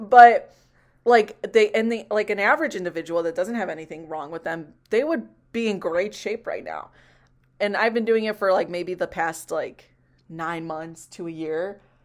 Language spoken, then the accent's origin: English; Chicago, Illinois, United States; I'm also from Chicago